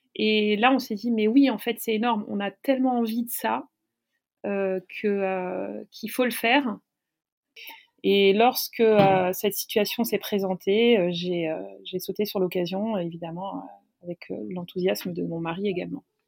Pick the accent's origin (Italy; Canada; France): France; Paris, Île-de-France; je suis parisienne